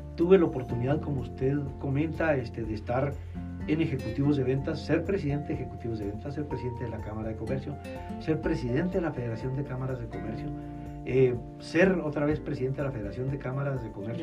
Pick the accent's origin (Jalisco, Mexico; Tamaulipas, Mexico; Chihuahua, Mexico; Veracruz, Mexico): Chihuahua, Mexico; also born or lived in Monterrey; Aquí nací, aquí crecí, aquí estudié